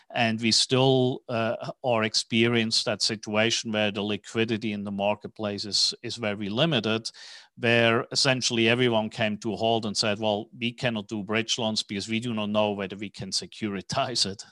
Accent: Switzerland; moved away as an adult; also born or lived in New York / Tokyo / Hong Kong; now in Dallas, United States; as you can hear from my accent, I'm, uh, not originally from Texas, even though I have been living in Dallas now for fifteen years. I was born in Switzerland

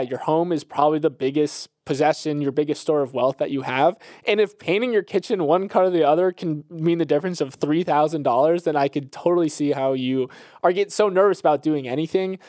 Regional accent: Florida, United States; my home state of Florida

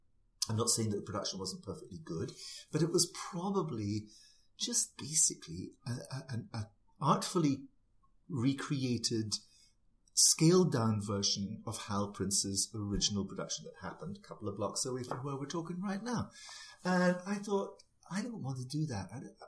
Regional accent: Scotland, United Kingdom; now in United States; it felt as much of an emigration as coming to live in America, because although I'm British, if you are Scottish, you have it's a different viewpoint, right?

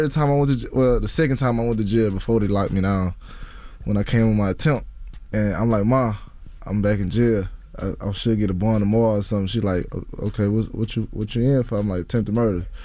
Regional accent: Baton Rouge, Louisiana, United States; Baton Rouge, Louisiana. I started rapping.

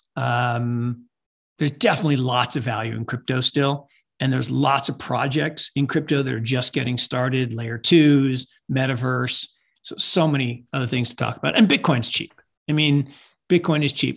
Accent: Seattle, Washington, United States; I grew up in Seattle

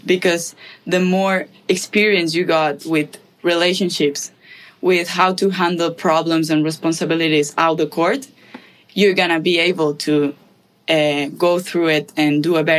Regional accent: Spain; moved away as an adult; now in United States; I'm from Spain, from a little town. It's like 3,000 something people living there

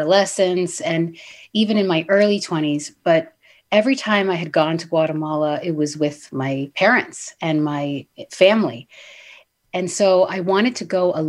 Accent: Boston, Massachusetts, United States; I really was very much from Boston and New England

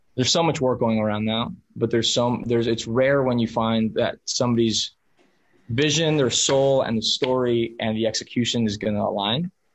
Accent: Miami, Florida, United States; first language Spanish; English is a second language; I'm a first generation American, um, but raised as Spanish as my first language mi mamá mexicana, mi papá colombiano. So like I was, I was just, I, I, was in a small, I was in a pocket of Miami that everyone around me was Hispanic

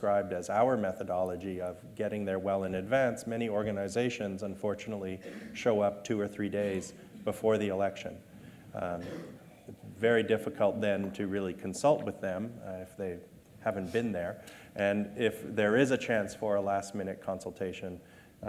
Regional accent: Canada; I'm a Canadian

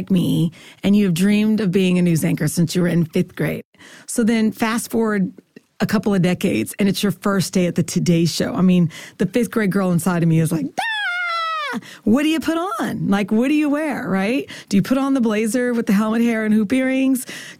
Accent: Kansas, United States; moved away; also born or lived in Philadelphia, Pennsylvania; I was in Philly for 10 years, so they brought me cheesesteaks. And then I'm from Kansas

